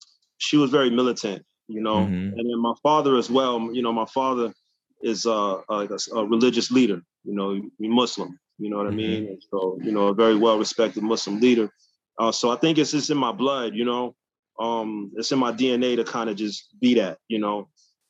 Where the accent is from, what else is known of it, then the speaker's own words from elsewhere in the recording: New York City, New York, United States; also born or lived in Hawaii; I got sent to my grand aunt in Queens. That's how I ended up growing up in Hollis